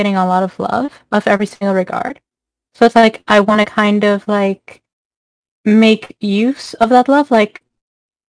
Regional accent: Mexico; moved away as an adult; now in Canada; I'm originally from Mexico

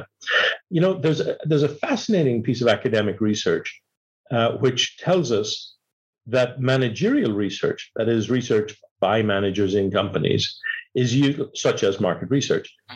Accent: Ireland; moved away as an adult; also born or lived in Dublin, Ireland / Manchester, United Kingdom / London, United Kingdom / United States; I was born in Ireland 60 years ago. I was educated in Dublin, Manchester, London.

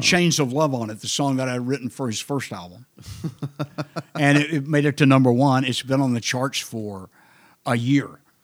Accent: Granville, Oklahoma, United States; also born or lived in Wichita Falls, Texas / Amarillo, Texas / San Diego, California / Los Angeles, California; now in Austin, United States; I grew up in Granville, Oklahoma

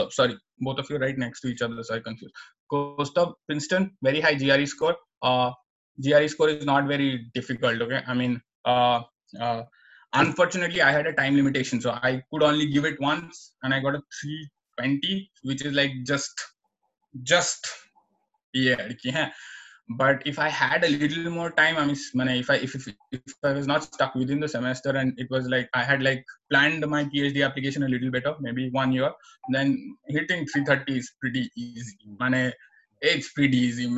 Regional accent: Assam, India; moved away; also born or lived in New Jersey, United States; I was born in Assam, so I can speak Assamese fluently

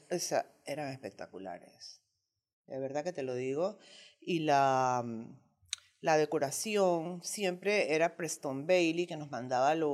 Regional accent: Margarita, Nueva Esparta, Venezuela; now in Panama; Bueno, cuando nosotros llegamos de Margarita a Panamá, mi esposo abrió su negocio en Zona Libre

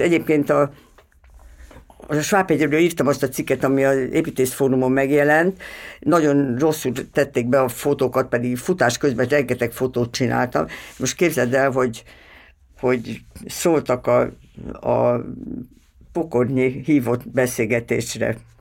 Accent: Veszprém, Veszprém County, Hungary; moved away; Veszprémi vagyok

